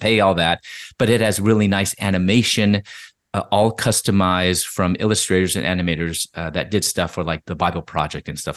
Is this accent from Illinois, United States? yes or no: yes; Chicago, Illinois, United States; moved away as an adult; also born or lived in Louisville / Atlanta; I'm originally from Chicago